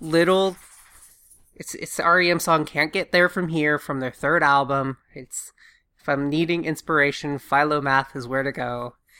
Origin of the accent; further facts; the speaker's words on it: Augusta, Georgia, United States; moved away; I'm from Augusta, Georgia